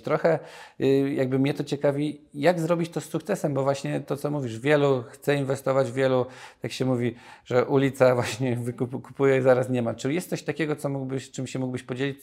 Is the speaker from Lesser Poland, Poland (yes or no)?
yes; Nowy Sącz, Lesser Poland, Poland; Ja pochodzę z Nowego Sącza